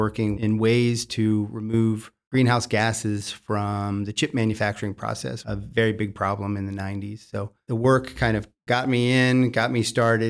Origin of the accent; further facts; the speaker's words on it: York County, Pennsylvania, United States; So I grew up in York County, Pennsylvania. It was a wonderful neighborhood experience